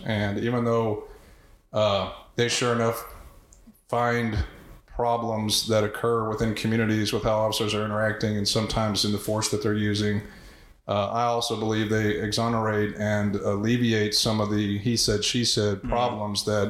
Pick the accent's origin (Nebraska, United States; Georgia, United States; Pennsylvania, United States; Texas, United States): Texas, United States; Houston; also born or lived in Keene, Texas; I grew up in Houston, in North Houston, very diverse area